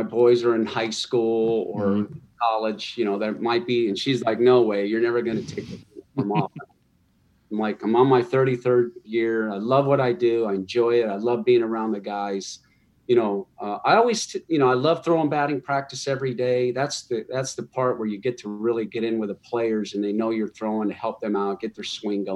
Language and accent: English; Barstow, California, United States; we were growing up in Barstow